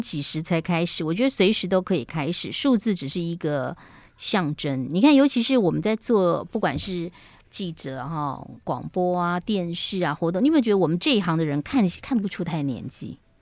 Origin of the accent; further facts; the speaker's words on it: Yilan County, Taiwan; 我小时候在宜兰的盛后幼稚园